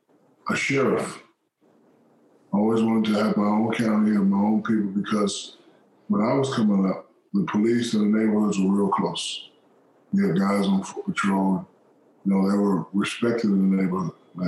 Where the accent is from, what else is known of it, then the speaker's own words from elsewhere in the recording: San Antonio, Texas, United States; I grew up in San Antonio, Texas.